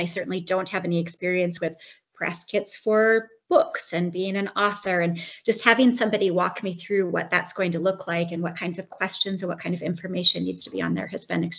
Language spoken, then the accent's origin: English; United States; moved away as an adult; now in Canada; I'm an American expat living in Canada.